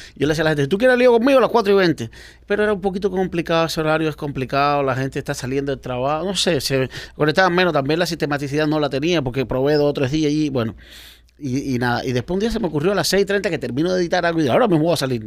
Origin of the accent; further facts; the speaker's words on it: Baracoa, Guantánamo, Cuba; moved away as an adult; now in United States; en Baracoa, donde yo nací